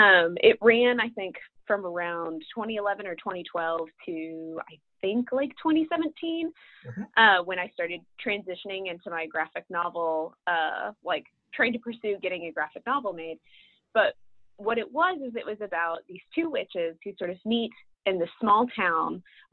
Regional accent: Birmingham, Alabama, United States; So I grew up in Birmingham, Alabama, which is why I talk quite a bit about the South and the Deep South in this book. And that's kind of why, it's because that's the heritage that I have. I grew up in Birmingham

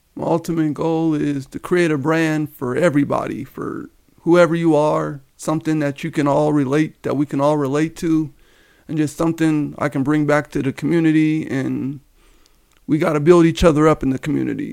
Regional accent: Denver, Colorado, United States; Born and raised in, uh, Denver, Colorado. I grew up in the Park Hill area

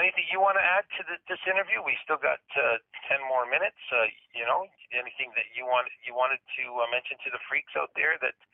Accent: Woodstock, Ontario, Canada; that's my hometown.

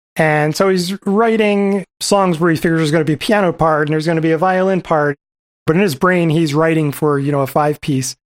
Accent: New Jersey, United States; I grew up in New Jersey

